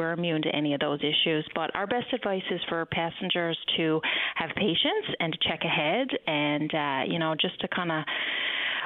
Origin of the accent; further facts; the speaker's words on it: Newfoundland and Labrador, Canada; I can speak as a Newfoundlander and Labradorian